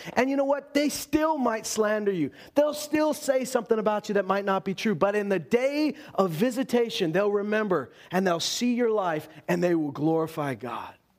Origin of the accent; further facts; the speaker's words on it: Loon Lake, Saskatchewan, Canada; I grew up in Loon Lake, a town which has seen great division over the years because on one hand, there's the reserve and on the other hand, the town